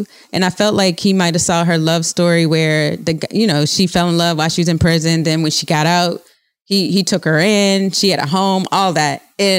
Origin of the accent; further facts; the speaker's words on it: New Orleans, Louisiana, United States; I'm from New Orleans.